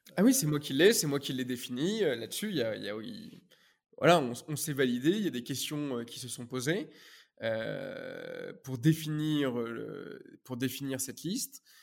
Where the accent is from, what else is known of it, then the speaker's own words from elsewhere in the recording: Normandy, France; moved away as an adult; also born or lived in Paris; je venais de Normandie